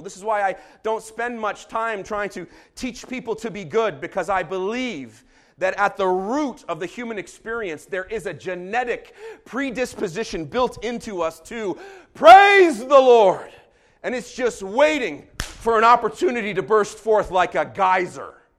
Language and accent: English; Jerusalem, Jerusalem District, Israel; growing up in Jerusalem, I, uh, watched Beitare Yerushalayim